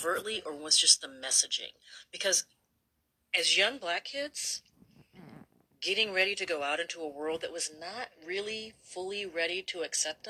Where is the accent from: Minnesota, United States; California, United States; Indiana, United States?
Minnesota, United States; I grew up in Minnesota where we didn't have Soul Train